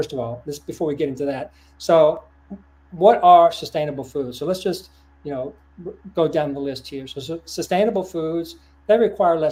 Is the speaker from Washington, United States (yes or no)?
no; Lexington, Kentucky, United States; my hometown, Lexington, Kentucky